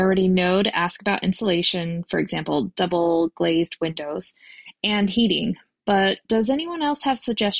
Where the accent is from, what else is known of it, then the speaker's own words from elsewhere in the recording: Long Beach, California, United States; I'm from Long Beach, California